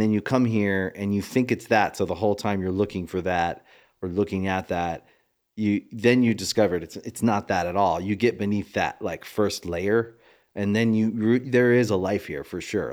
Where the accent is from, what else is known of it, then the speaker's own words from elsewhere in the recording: Maryland, United States; moved away; I was from Maryland